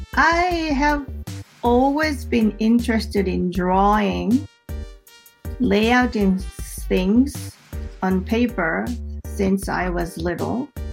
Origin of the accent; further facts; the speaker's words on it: Mie, Japan; English is a second language; moved away as an adult; also born or lived in Tokyo; I moved back to my hometown in 2012